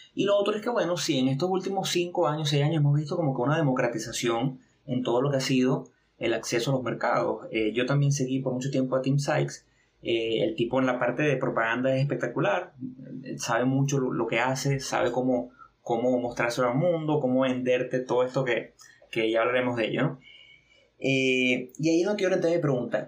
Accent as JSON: {"language": "Spanish", "region": "a small city in eastern Venezuela", "country": "Venezuela", "said": "venimos de una pequeña ciudad de aquí del oriente del país, en Venezuela. Bueno, yo estoy en Venezuela"}